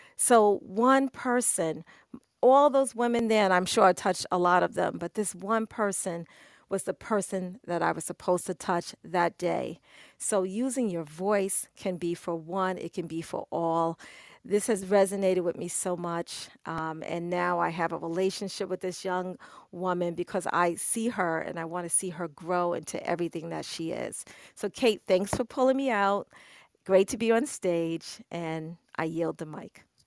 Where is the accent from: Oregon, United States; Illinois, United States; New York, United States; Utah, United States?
New York, United States; I'm a New Yorker.